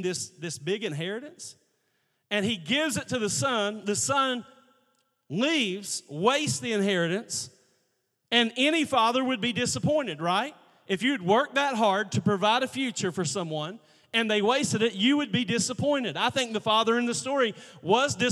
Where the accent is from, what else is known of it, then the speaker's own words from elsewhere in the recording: United States; We had kids in my holler. Yeah, I said holler. I'm from Logan County. We had a holler